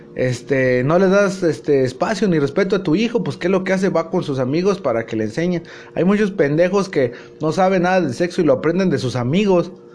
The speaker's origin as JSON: {"language": "Spanish", "country": "Mexico", "said": "soy mexicano"}